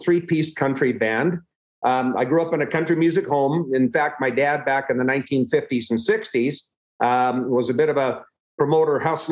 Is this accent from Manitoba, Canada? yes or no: no; Tomahawk, Alberta, Canada; also born or lived in Edmonton, Alberta / Victoria, British Columbia; I grew up on a cattle ranch west of Edmonton, a little town called Tomahawk, Alberta. I was born in Edmonton, but a little later in my life, as I was growing up, we moved out to Tomahawk.